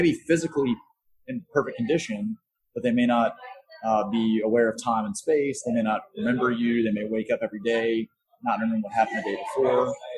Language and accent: English; Dallas, Texas, United States; coming to Dallas. You know, it's my hometown